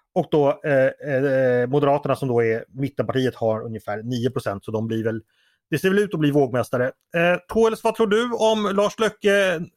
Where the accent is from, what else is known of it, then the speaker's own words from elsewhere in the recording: Sweden; som svensk